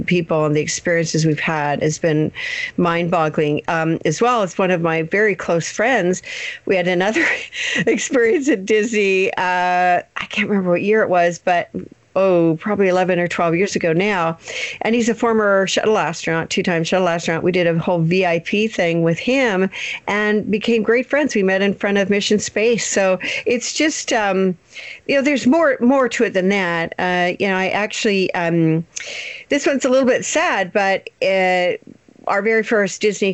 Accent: Canada; We're actually Canadian

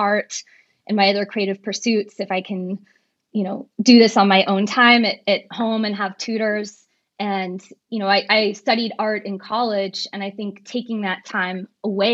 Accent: San Francisco, California, United States; now in Los Angeles, United States; I was raised in San Francisco

